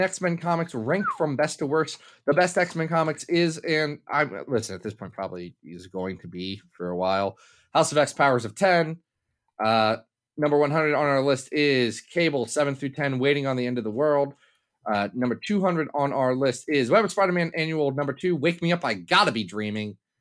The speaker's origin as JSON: {"language": "English", "country": "United States", "said": "I'm American"}